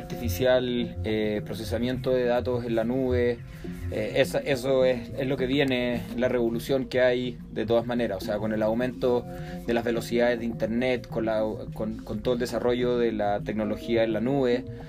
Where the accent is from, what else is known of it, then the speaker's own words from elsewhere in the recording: Chile; moved away as an adult; now in Mexico; en Chile, de donde yo vengo.